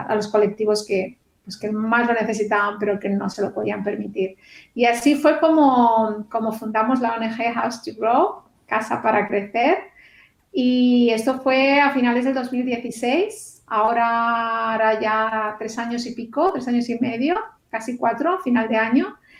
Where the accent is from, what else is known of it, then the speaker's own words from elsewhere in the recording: Barcelona, Catalonia, Spain; moved away as an adult; now in Australia; yo soy de, España, de Barcelona